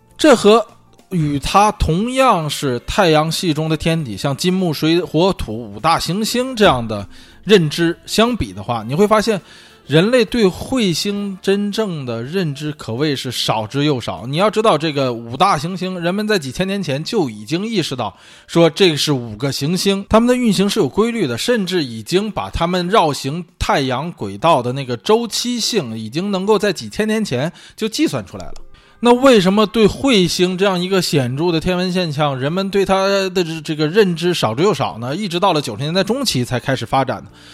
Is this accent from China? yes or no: yes; northern China, China; 作为北方人来说，啊，我，这个小时候是打过血字，血仗的